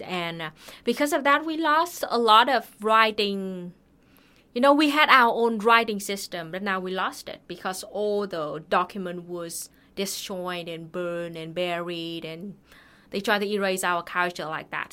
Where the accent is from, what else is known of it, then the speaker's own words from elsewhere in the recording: Thanh Hoa, Vietnam; my hometown, Thanghua